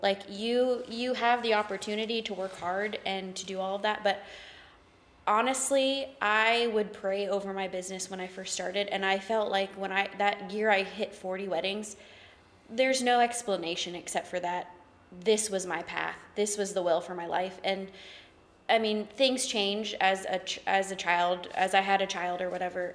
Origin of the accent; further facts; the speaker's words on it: the South, United States; I'm from the South.